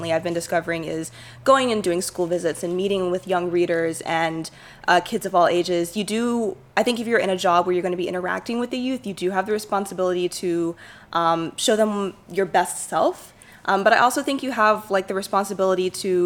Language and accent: English; Shreveport, Louisiana, United States; my hometown